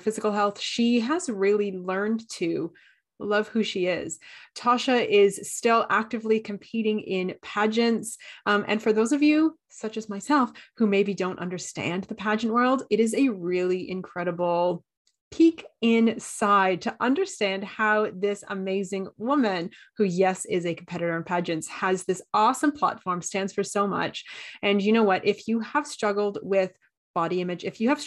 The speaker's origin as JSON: {"language": "English", "country": "Canada", "said": "I'm Canadian"}